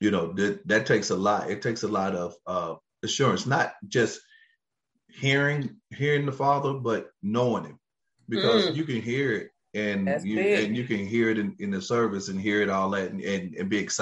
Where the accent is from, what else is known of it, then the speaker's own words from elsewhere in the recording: Kentucky, United States; now in Cleveland, Tennessee, United States; I'm from Kentucky. I'm a coal miner's son